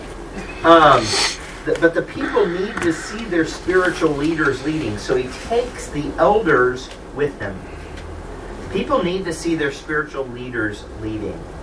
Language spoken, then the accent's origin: English; Kansas City, Missouri, United States; it's my hometown